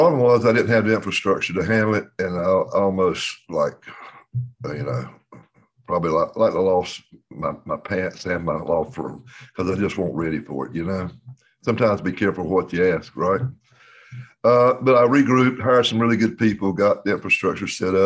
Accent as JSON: {"language": "English", "town": "Dunn", "region": "North Carolina", "country": "United States", "tie": "born or raised there", "said": "my hometown, a little town with 10,000 people at Dunn, North Carolina"}